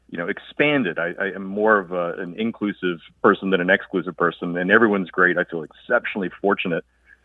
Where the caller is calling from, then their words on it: Traverse City, Michigan, United States; I'm calling from Traverse City, Michigan.